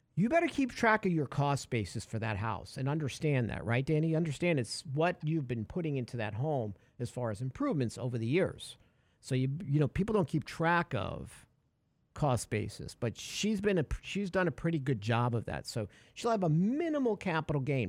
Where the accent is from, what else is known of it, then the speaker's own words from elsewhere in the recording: New York, United States; We were growing up in New York.